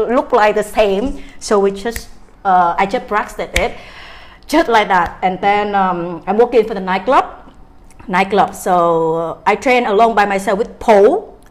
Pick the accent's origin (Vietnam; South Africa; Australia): Vietnam; Da Nang; I'm from Da Nang. Da Nang is my hometown.